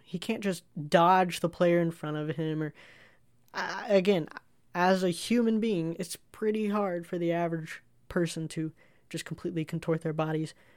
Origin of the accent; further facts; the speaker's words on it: United States; as an American